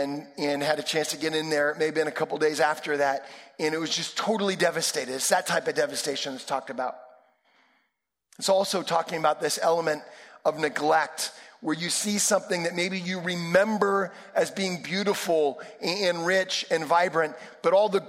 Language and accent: English; Sonoma County, California, United States; I grew up in Sonoma County